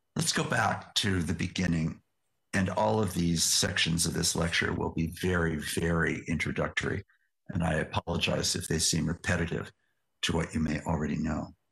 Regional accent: West Coast of the United States, United States; also born or lived in Yakima Nation; I am a tall, white, educated American, born and raised on the West Coast of the United States

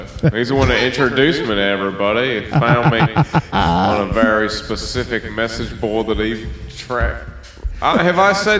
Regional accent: Australia; I'm Australian

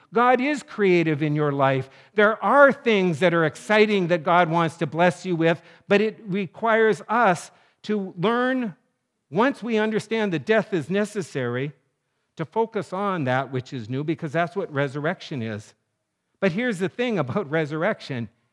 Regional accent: North Dakota, United States; moved away; I was in junior high and living in my little town of North Dakota.

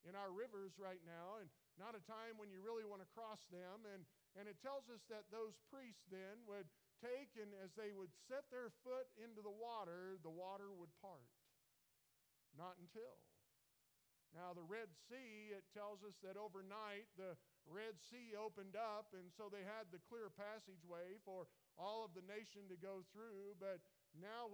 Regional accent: United States; I was born in America. I was born just at the right time. Grew up in the 80s

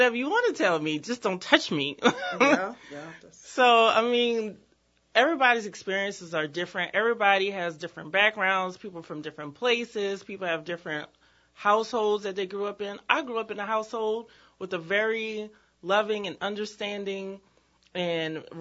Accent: New Orleans, Louisiana, United States; I grew up in East New Orleans

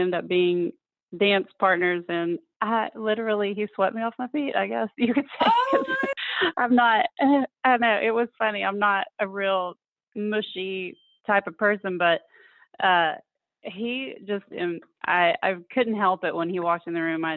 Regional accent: Fort Smith, Arkansas, United States; moved away as an adult; also born or lived in Arizona / Memphis, Tennessee; now in Tallahassee, United States; I grew up in Fort Smith, Arkansas, the northwest corner sort of Arkansas

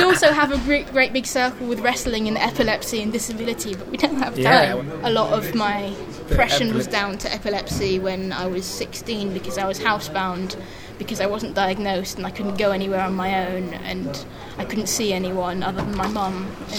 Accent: France; born there; Thatcher. That's the main reason I was born in France.

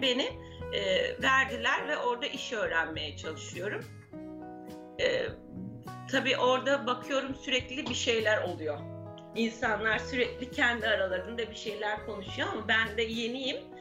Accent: İzmir, Turkey; Babam emekli olasıya kadar Kadife Kalede kirada oturuyorduk. Babam emekli olduktan sonra Gazi Emir'e taşındık.

